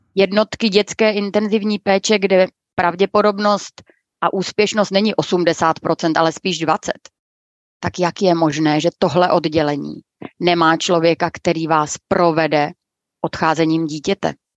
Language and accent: Czech; Brno, South Moravian Region, Czechia; já jsem původem taky z Brna